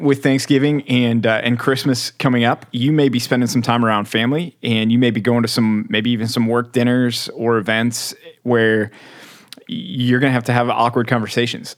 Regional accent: Texas, United States; also born or lived in Philadelphia, Pennsylvania; as big of a, a Texas guy as I am, and I am, uh, people are surprised to find out I was born in Philly

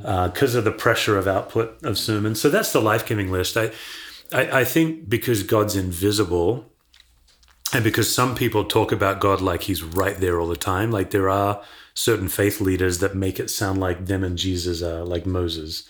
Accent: Perth, Western Australia, Australia; I was born and raised in Perth, Australia, west coast of Australia

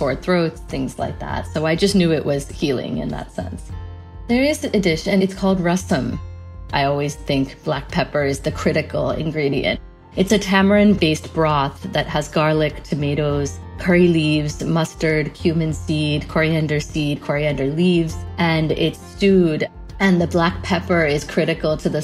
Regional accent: Connecticut, United States; I grew up in Connecticut in a predominantly white area in the 1980s

